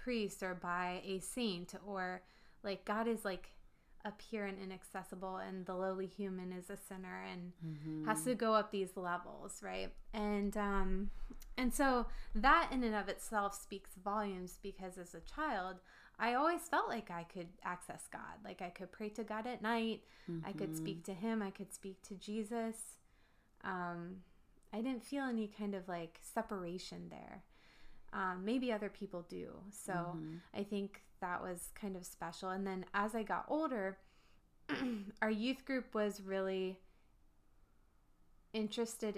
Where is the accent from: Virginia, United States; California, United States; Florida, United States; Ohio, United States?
Virginia, United States; Northern; I grew up here. I'm from the Northern Virginia